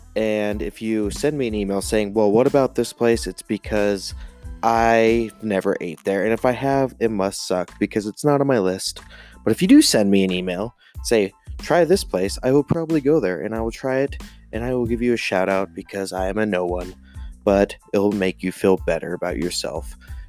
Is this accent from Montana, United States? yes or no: yes; Montana, United States; Montana, my home state.